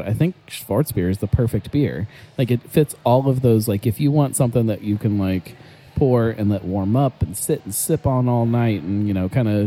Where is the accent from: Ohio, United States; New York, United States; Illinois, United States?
Ohio, United States; Cleveland; hey man, I'm from Cleveland